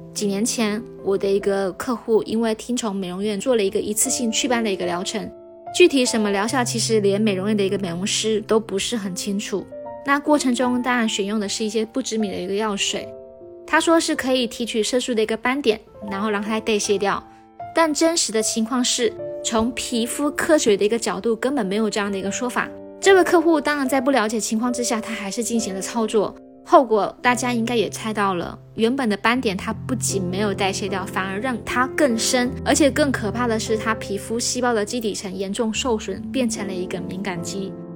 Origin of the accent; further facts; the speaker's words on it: Taiwan; 我来自台湾，呃，大学本科我专攻的就是医疗护理